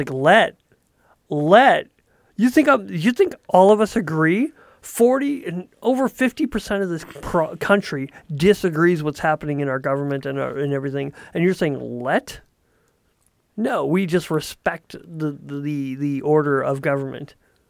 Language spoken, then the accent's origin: English; United States; yeah, I'm from America, I love my country, it's really amazing.